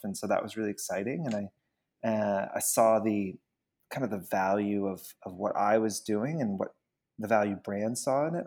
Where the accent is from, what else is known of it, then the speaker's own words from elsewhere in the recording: Georgia, United States; moved away as an adult; also born or lived in Queens, New York; now in New York, United States; I'm from Georgia, actually. I was born in Queens, but, like, when I was six months old, we moved down to Georgia